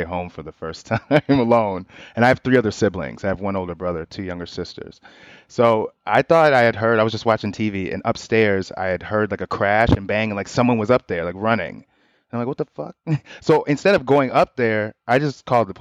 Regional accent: Chicago, Illinois, United States; born or raised there; moved away

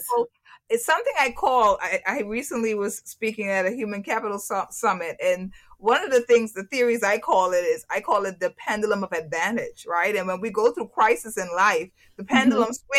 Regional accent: Turks & Caicos Islands; moved away; when I'm in Turks and Caicos, when I'm back in my home country

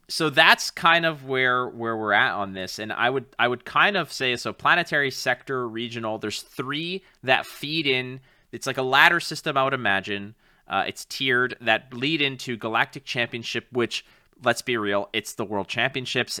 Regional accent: Canada; as a proud Canadian

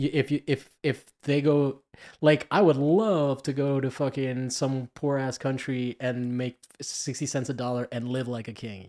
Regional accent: Miami, Florida, United States; moved away; I grew up in Miami and I'm Cuban

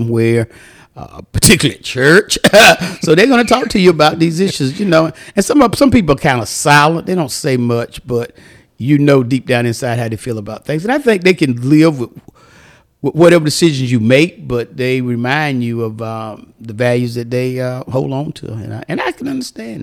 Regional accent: Fayetteville, North Carolina, United States; Well, I was raised up in the rural areas of Fayetteville, North Carolina. I'm from Fayetteville

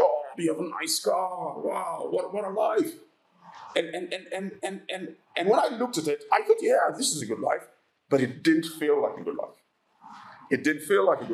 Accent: Uganda; moved away; also born or lived in England; I come from Uganda

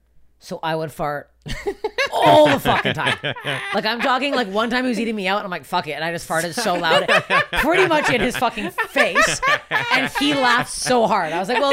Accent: Canada; moved away as an adult; now in United States; I'm from Canada. I'm going back to carrying the podcast. I'm Canadian. God damn it. I'm Canadian.

